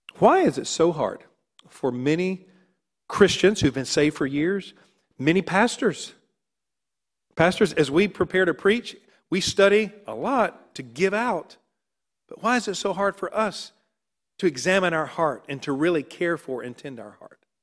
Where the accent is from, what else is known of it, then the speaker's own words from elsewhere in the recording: North Carolina, United States; I was raised in North Carolina